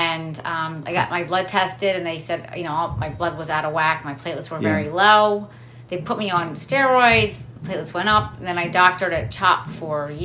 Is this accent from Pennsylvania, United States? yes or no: yes; Bristol, Pennsylvania, United States; So I was born in Lower Bucks Hospital in Bristol, Pennsylvania, and I spent my entire life in Bucks County